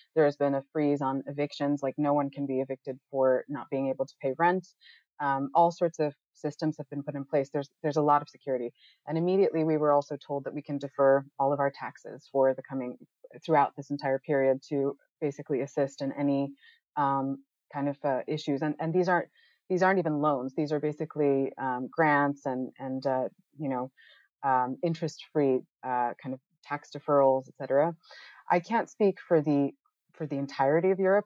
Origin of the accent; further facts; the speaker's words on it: United States; moved away as an adult; also born or lived in Netherlands; now in Amsterdam, Netherlands; I'm I'm originally from the United States. My parents are right outside of New York City right now